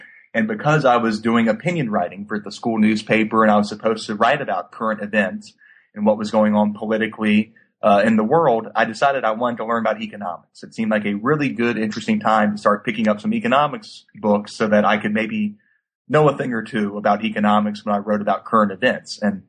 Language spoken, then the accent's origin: English; Baton Rouge, Louisiana, United States; But I grew up in Baton Rouge, went to school at Louisiana State University here in town.